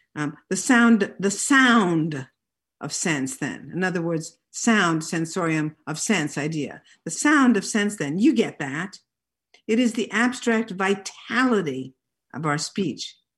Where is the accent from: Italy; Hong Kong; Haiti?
Italy; I grew up in Italy